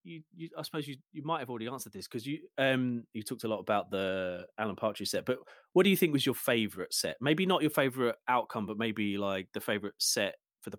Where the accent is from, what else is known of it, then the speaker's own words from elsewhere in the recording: Medway, South East England, United Kingdom; I grew up in Medway